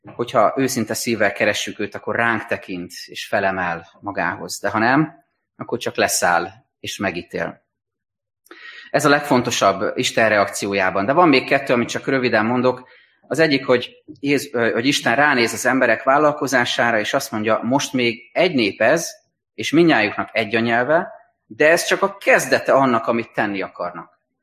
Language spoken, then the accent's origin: Hungarian; Hungary; meg tudjunk maradni magyarként, európaiként, keresztényként